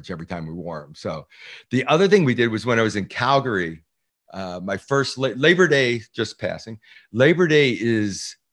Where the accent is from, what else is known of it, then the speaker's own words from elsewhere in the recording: Baltimore, Maryland, United States; moved away; as a little kid growing up in Baltimore. My parents were from the Baltimore area.